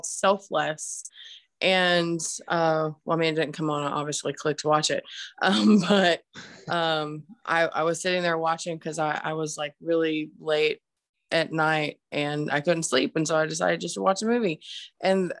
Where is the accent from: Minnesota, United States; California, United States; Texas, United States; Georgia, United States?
Georgia, United States; Marietta; I actually grew up in the Atlanta area, just on the northwest side of Atlanta in Marietta